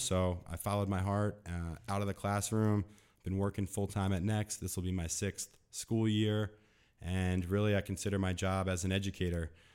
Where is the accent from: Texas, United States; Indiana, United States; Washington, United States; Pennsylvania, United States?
Pennsylvania, United States; Delaware County; I grew up in Delaware County, Pennsylvania, so shout out to Delco